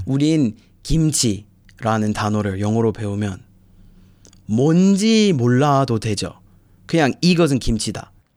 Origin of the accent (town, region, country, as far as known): United States; Korean is a second language; moved away as an adult; now in Busan, South Korea